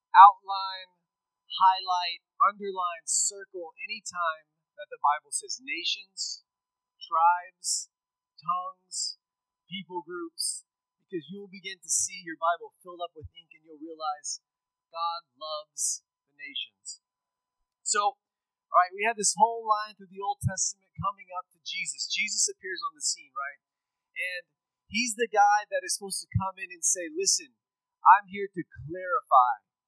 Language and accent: English; Schulenburg, Texas, United States; moved away as an adult; I grew up in Texas. Uh, I grew up in rural Texas. I'm from Schulenburg